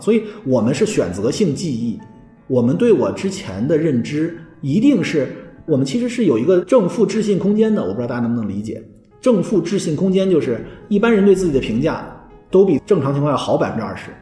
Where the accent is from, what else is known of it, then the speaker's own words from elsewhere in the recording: China; 我们中国人认为叫上下五千年